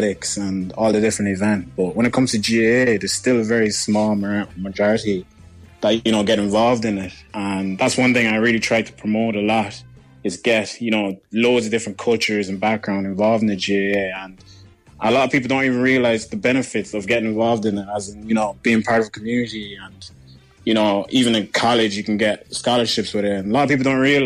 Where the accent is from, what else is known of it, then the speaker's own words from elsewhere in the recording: Monrovia, Montserrado, Liberia; moved away; also born or lived in Westmead; I grew up in Monrovia, Liberia